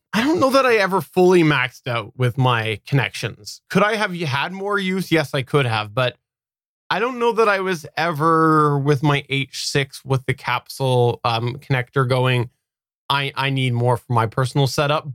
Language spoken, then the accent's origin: English; Canada; accent: West Coaster; I am actually Canadian